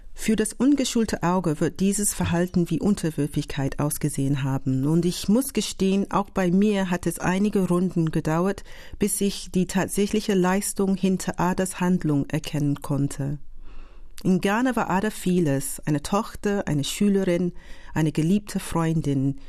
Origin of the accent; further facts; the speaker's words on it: London, United Kingdom; German is a second language; moved away as an adult; now in Berlin, Germany; ich bin in Großbritannien ja, geboren, aufgewachsen